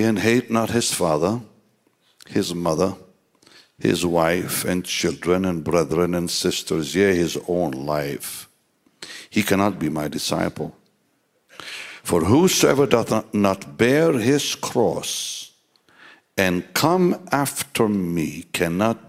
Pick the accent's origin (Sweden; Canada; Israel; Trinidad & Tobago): Israel; Jaffa, Tel Aviv District; I grew up in the Holy Land, Jaffa, the city of Jaffa